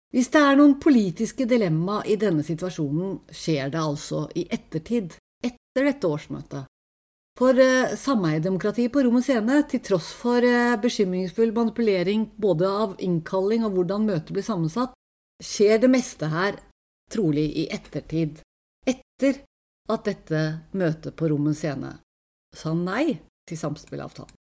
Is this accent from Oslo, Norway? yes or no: yes; Tokerudberget, Oslo, Norway; Pokerberget der jeg vokste opp, er et lite samfunn